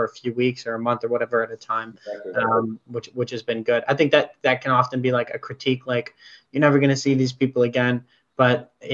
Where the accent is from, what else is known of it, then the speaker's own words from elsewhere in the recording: New York City, New York, United States; moved away; I grew up in New York City